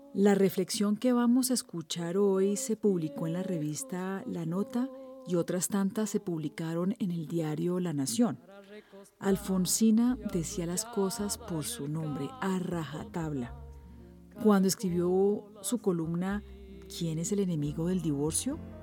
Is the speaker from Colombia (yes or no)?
yes; Colombia; soy periodista colombiana